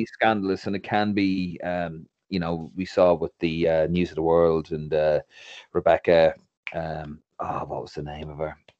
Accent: Ireland; moved away as an adult; now in London, United Kingdom; for being Irish

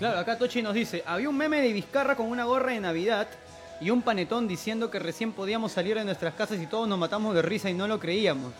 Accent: Peru; nosotros como peruanos

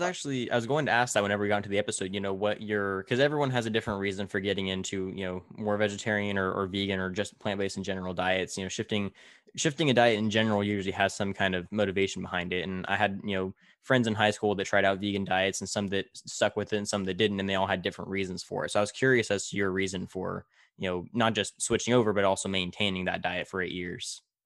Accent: Tulare, California, United States; in my hometown of Tulare, we're right in the smack dab middle of the Central Valley

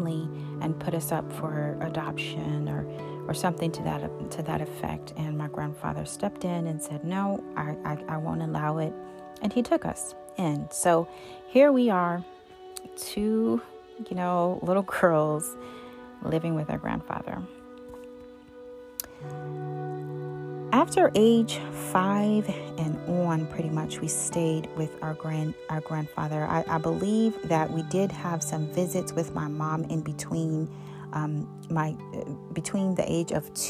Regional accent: Buffalo, New York, United States; I was born on March 3rd, 1981 in Buffalo, New York

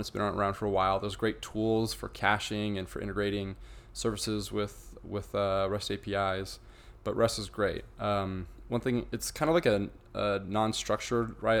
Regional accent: Idaho, United States; now in St. George, United States; I'm from Idaho.

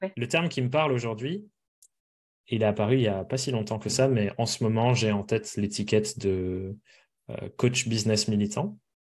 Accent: near Périgueux, Dordogne, Nouvelle-Aquitaine, France; moved away; l'hôpital de la ville à côté de chez moi, à Périgueux, donc en Dordogne

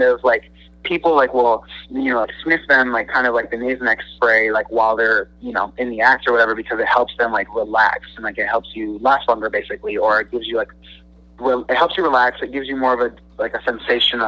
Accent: United States; I'm from the United States

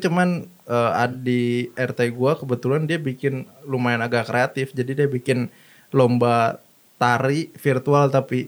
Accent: Indonesia; moved away; gua lahir di Indonesia

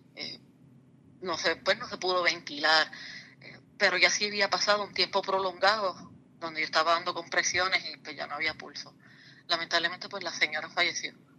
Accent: Lares, Puerto Rico; yo soy del pueblo de Lares

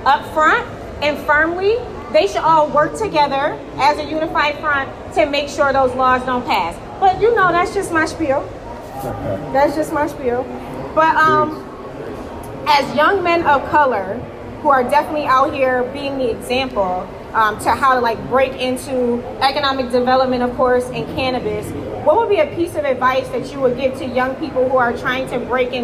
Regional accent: New York, United States; I'm from New York State

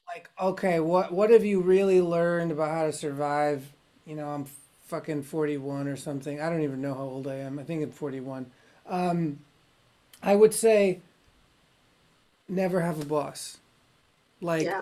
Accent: United States; being an American

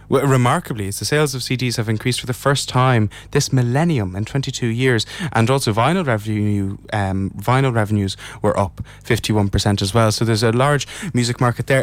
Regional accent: Ireland; as an Irish person

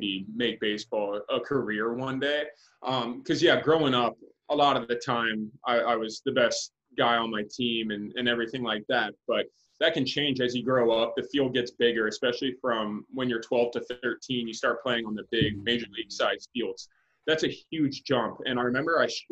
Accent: Winter Haven, Florida, United States; the Indians spring trained in my hometown

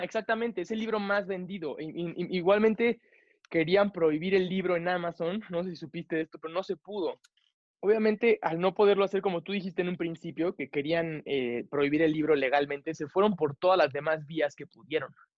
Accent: Mexico; yo como mexicano

